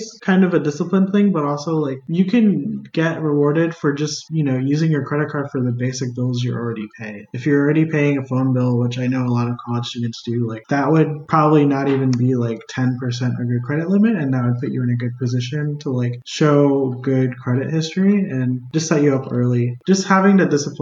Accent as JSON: {"language": "English", "region": "Midwest", "country": "United States", "tie": "born or raised there", "moved": "yes", "said": "I grew up in like the Midwest for a bit"}